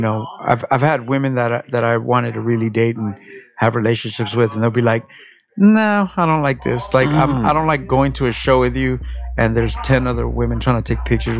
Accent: Los Angeles, California, United States; moved away as an adult; now in Long Beach, United States; I'm an LA underground hip-hop artist, and we're currently in Long Beach, California. I'm from Mid-City, but I've been in Long Beach for a couple years now.

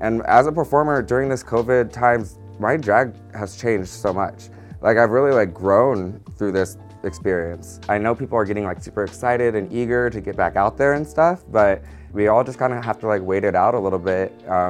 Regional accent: San Diego, California, United States; I was raised in San Diego.

